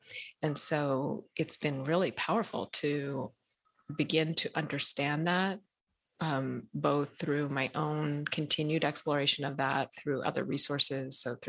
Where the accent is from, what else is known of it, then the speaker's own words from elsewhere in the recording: Ethiopia; born there; So, you know, where I come from, I was born in Ethiopia. I'm half Ethiopian, half Eritrean.